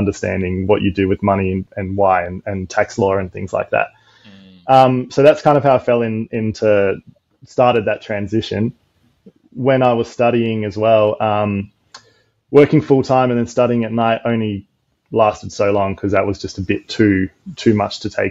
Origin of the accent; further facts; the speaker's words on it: Adelaide, South Australia, Australia; moved away as an adult; now in Gold Coast, Australia; I'm originally from Adelaide